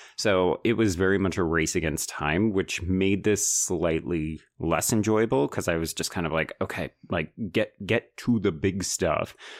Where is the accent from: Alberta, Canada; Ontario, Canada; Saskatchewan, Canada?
Alberta, Canada; Calgary; I grew up in Calgary